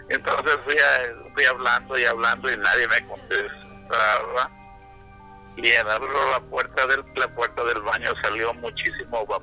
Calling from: Seattle, Washington, United States; De Seattle, del estado de Washington.

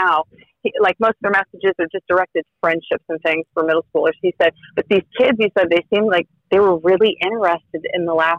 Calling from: Indiana, United States; I am Northern Indiana.

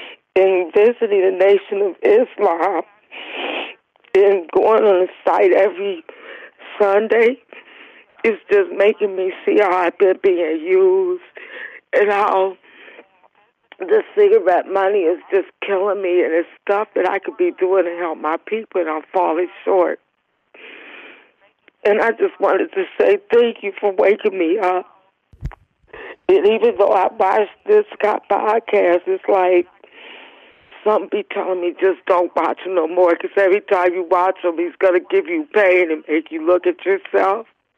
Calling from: Cleveland, Ohio, United States; Cleveland, Ohio.

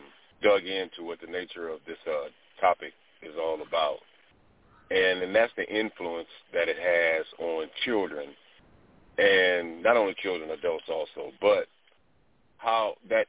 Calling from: Nebraska, United States; I'm calling from Nebraska.

